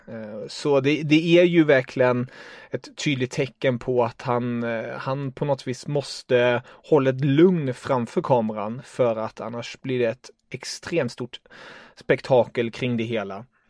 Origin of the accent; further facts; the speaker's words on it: Germany; jag är tysk